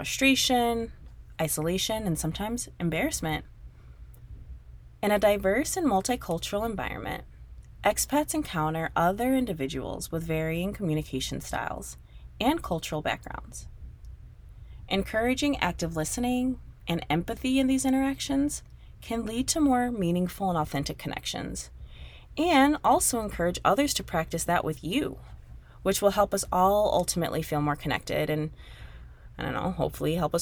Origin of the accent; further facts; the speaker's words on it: United States; moved away as an adult; now in Spain; I'm back in my home country